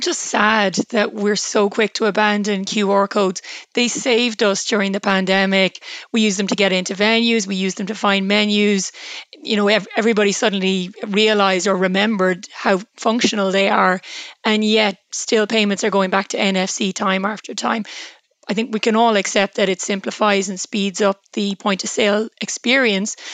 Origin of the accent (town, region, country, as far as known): Ireland